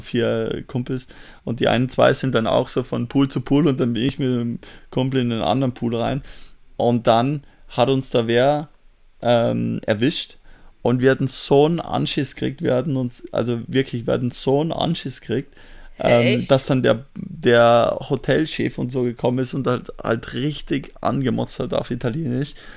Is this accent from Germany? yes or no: no; Austria; bei uns darf man mit 17 schon fahren, wenn du L17 machst